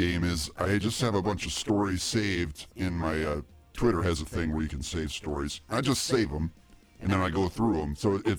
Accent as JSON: {"language": "English", "region": "Ohio", "country": "United States", "tie": "born or raised there"}